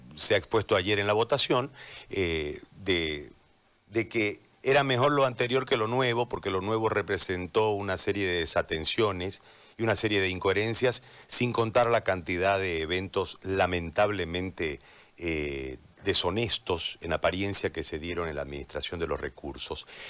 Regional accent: Bolivia

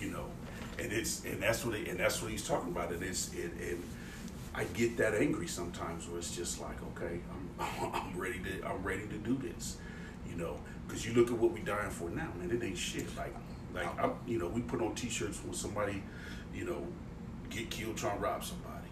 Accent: Richmond, Indiana, United States; people that from my hometown, like they'll go to gym

